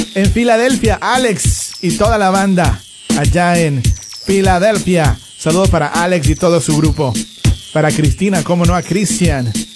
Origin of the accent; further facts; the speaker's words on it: Ecuador; now in United States; Yo me siento orgulloso de ser ecuatoriano y de vivir en los Estados Unidos